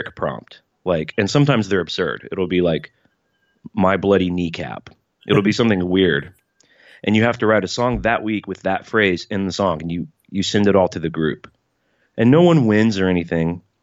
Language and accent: English; Birmingham, Alabama, United States; moved away as an adult; now in Nashville, United States; I grew up in Birmingham, Alabama